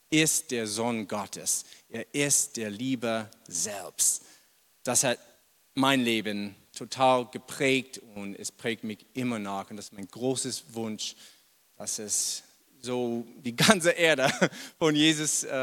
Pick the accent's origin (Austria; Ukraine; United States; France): United States; Boston, Massachusetts; German is a second language; moved away as an adult; now in Germany; vielleicht habt ihr schon bemerkt, ich komme ursprünglich nicht aus Deutschland. Ich bin in Amerika geboren, in Boston. Und ja, habe ich bis mein, weiß es nicht, 30 Jahre da gewohnt.